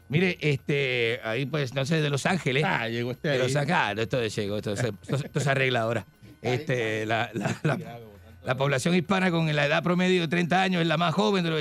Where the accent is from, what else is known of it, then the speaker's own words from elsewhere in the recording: Argentina; moved away; also born or lived in Chile; porque yo salí en plena dictadura de Pinochet, salí yo de Argentina. Me fui, me fui a Chile.